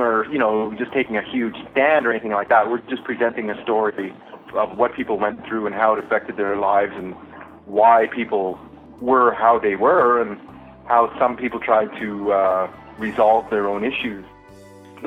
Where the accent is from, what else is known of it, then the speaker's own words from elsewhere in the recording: Dokis First Nation, Ontario, Canada; now in Ottawa, Canada; I'm Ojibwe from the Doki's First Nation in Ontario